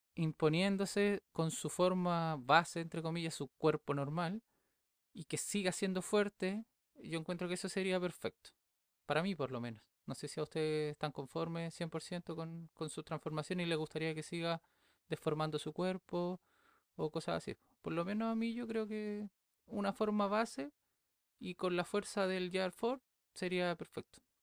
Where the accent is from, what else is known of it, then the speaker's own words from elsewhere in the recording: Viña del Mar, Valparaíso, Chile; yo soy de Chile, soy de Viña del Mar.